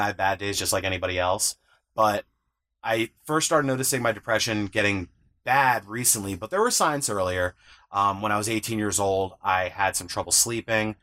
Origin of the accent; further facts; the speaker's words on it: upstate New York, United States; I'm 33 years old from upstate New York.